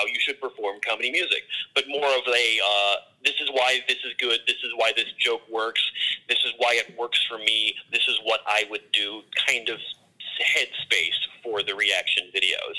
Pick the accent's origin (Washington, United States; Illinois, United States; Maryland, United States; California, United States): Maryland, United States; Baltimore; moved away as an adult; now in Chicago, United States; I'm originally from Baltimore, I moved to Chicago maybe about 3 years ago